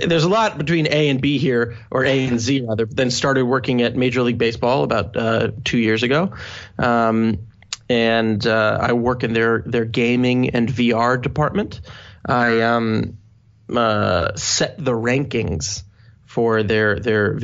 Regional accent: Maryland, United States; moved away as an adult; now in New York, United States; I was born and raised in Maryland, lived there until I was 18

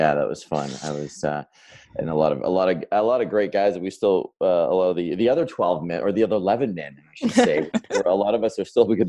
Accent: Saskatoon, Saskatchewan, Canada; moved away as an adult; also born or lived in Chicago; I am Canadian. I grew up in a small town in the middle of the country called Saskatoon, Saskatchewan.

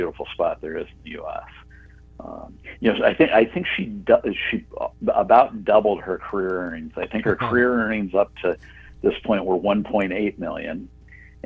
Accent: United States; moved away; where I did most of my growing up was in the Quad Cities

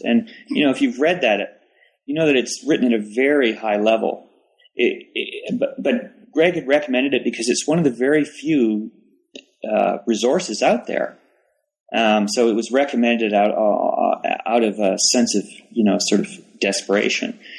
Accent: Toronto, Ontario, Canada; moved away as an adult; also born or lived in Waterloo, Canada / Ames, Iowa, United States; now in Charlotte, United States; I'm originally from Toronto

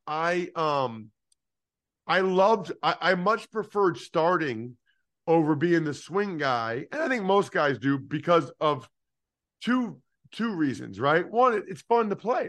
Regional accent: Wyoming, Pennsylvania, United States; I'm from Eastern Pennsylvania, and like uh, I don't know if you know Alex Anzalone, linebacker for the Lions. He's from my hometown of Wyoming

